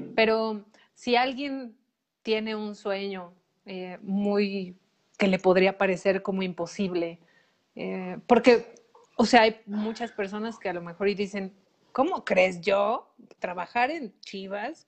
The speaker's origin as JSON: {"language": "Spanish", "country": "Mexico", "said": "cómo hemos sido educados como mexicanos"}